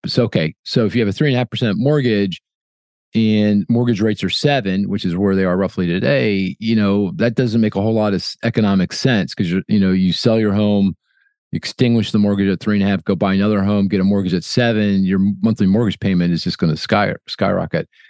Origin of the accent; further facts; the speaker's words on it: Philadelphia, Pennsylvania, United States; my hometown of Philly